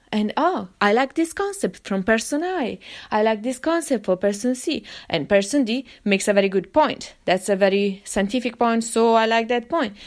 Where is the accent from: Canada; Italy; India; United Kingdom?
Italy; of course, I grew up in Italy.